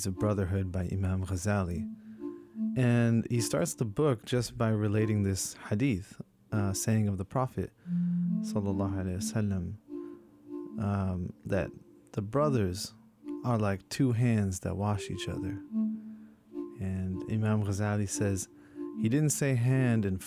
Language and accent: English; Princeton, New Jersey, United States; now in California, United States; I was back in New Jersey, in my hometown of Princeton